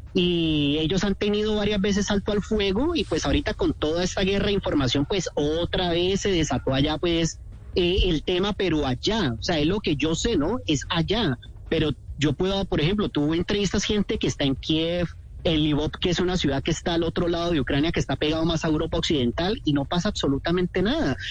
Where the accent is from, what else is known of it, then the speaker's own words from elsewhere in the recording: Cali, Valle del Cauca, Colombia; moved away as an adult; also born or lived in Bucaramanga / Chile; now in Kharkiv, Ukraine; Yo soy de Cali. Cuando a mí me preguntan dónde soy, yo soy caleño, pero nací en Bucaramanga, pero yo soy caleño.